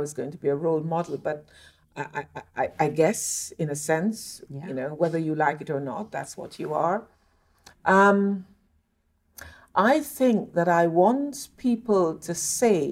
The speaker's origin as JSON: {"language": "English", "town": "Montego Bay", "region": "Saint James", "country": "Jamaica", "tie": "born or raised there", "moved": "yes", "said": "I'm very lucky to have been born and brought up in Montego Bay, Jamaica"}